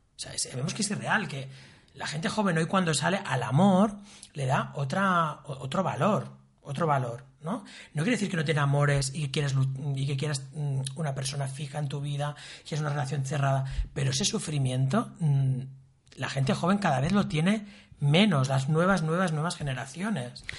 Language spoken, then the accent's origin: Spanish; Sabadell, Catalonia, Spain; Yo tengo una familia de origen andaluz y extremeño, y mis nací en Sabadell